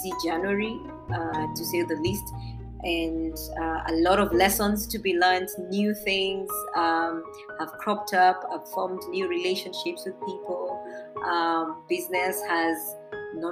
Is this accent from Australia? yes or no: no; Embu, Embu County, Kenya; I come from Embu and I am proud.